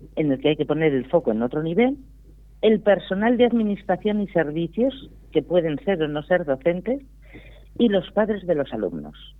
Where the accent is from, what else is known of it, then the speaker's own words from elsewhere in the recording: Priorat, Catalonia, Spain; un maravilloso vino de mi tierra